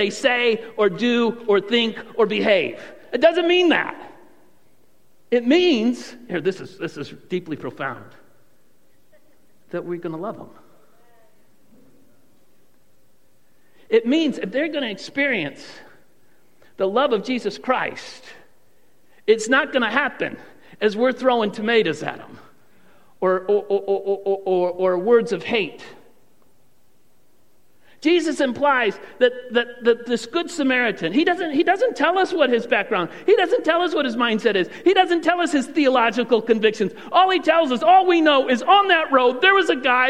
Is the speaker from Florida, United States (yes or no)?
no; Wayne, Michigan, United States; also born or lived in Bad Axe, Michigan; I was born in Annapolis Hospital, Wayne, Michigan.